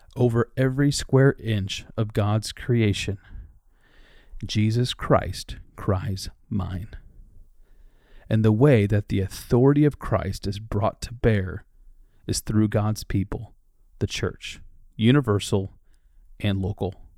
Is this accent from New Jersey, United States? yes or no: no; Dubuque, Iowa, United States; moved away; also born or lived in Twin Cities, Minnesota / Raleigh-Durham-Chapel Hill, North Carolina; Since moving from my hometown of Dubuque, Iowa